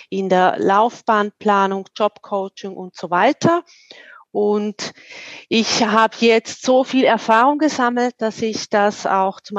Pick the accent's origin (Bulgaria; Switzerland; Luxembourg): Switzerland; Wil, St. Gallen; Ich komme aus der Ostschweiz, aus dem schönen Wiel in St. Gallen.